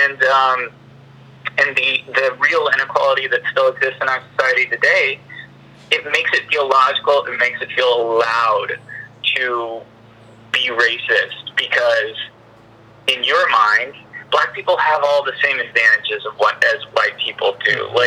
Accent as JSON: {"language": "English", "region": "Texas", "country": "United States", "tie": "born or raised there", "said": "I grew up in Texas. I grew up in a rural community, everyone was a Republican"}